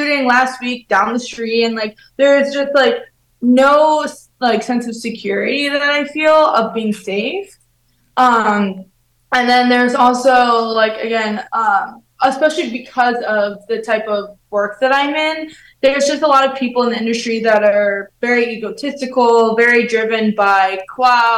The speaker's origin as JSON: {"language": "English", "region": "New York", "country": "United States", "also_born_or_lived": "Florida", "moved": "as an adult", "lives_now": "Los Angeles, United States", "said": "I'm from New York"}